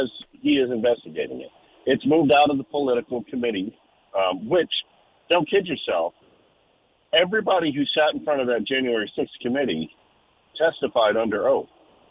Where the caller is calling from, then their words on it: Florence, United States; Hey, it's … from Florence.